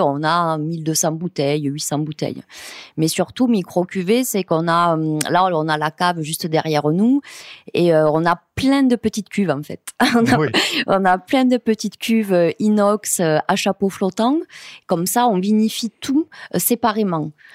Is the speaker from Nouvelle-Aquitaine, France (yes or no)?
no; Montréal, Occitania, France; je suis née dans une cave coopérative, hein, la cave coopérative de Montréal